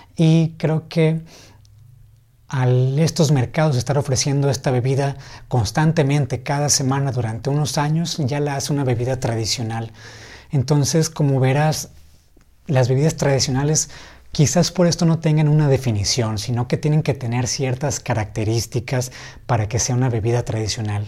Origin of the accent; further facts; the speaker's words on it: Ensenada, Baja California, Mexico; aquí en Ensenada, de donde soy